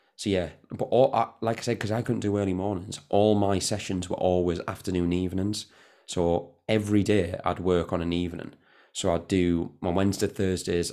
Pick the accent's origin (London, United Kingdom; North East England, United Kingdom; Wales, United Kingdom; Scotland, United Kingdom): North East England, United Kingdom; Newton Aycliffe; I'm from Newton Aircliff